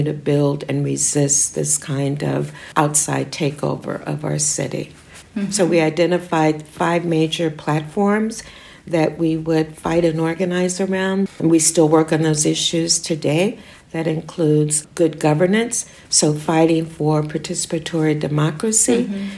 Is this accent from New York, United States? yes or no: no; St. Louis, Missouri, United States; moved away as an adult; now in Detroit, United States; I was born and raised in St. Louis, and I still claim that identity, although I left there at the age of 18 and went away to school.